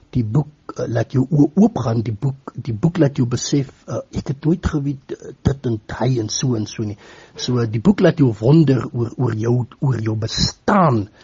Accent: Paarl, Western Cape, South Africa; moved away as an adult; also born or lived in Stellenbosch; now in Postmasburg, South Africa; Ek is oorspronklik van die Wes-Kaap. Ek is gebore daar in die Parel omgewing.

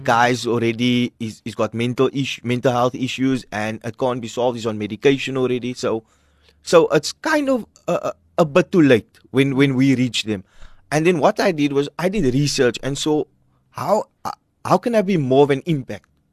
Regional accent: Cape Town, Western Cape, South Africa; our church that I grew up in is in Hanover Park

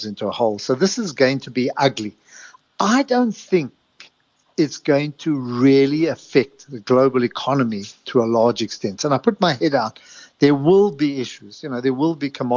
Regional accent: South Africa; when I was growing up in South Africa

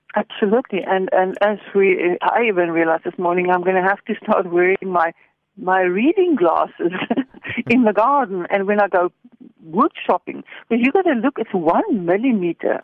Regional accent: Stellenbosch, Western Cape, South Africa; I come from Stellenbosch

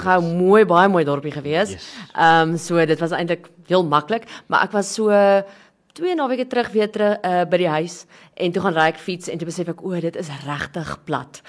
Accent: Christiana, North West, South Africa; Ek is van 'n klein dorpie Christiana.

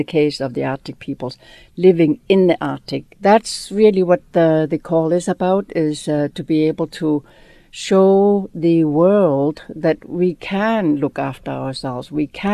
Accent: Greenland; I was born in Greenland, where my family was in a very, very teeny little town, no more than 20 houses. And like many other peoples in the north, we were relocated. So I grew up in a bigger town

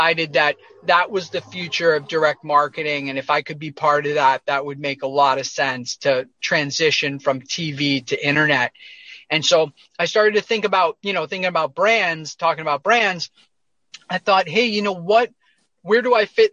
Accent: near Boston, Massachusetts, United States; moved away as an adult; I grew up near Boston, outside of Boston, Massachusetts, in a suburb

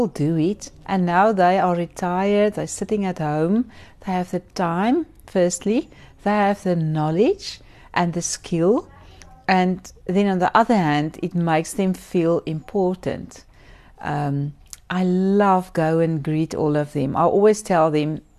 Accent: Port Elizabeth, Eastern Cape, South Africa; I'm from Port Elizabeth.

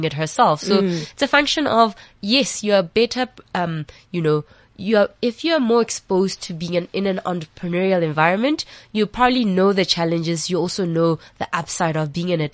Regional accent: QwaQwa, Free State, South Africa; I'm from, you know, Gwagwa in the Free State

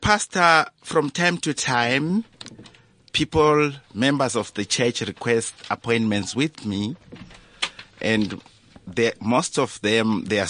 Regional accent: Zimbabwe; now in South Africa; I am an ordained pastor of the Apostolic Faith Mission of South Africa, a Zimbabwean by birth, but now a South African permanent resident.

